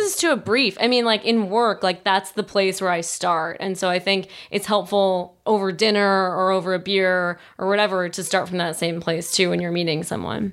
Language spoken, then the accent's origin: English; Wilmington, Delaware, United States; moved away as an adult; also born or lived in New York City; now in Boulder, United States; I grew up in Wilmington, Delaware